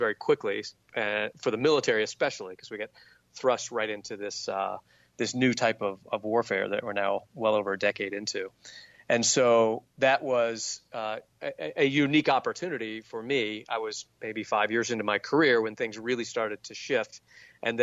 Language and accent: English; Southern Virginia, United States; I grew up in Southern Virginia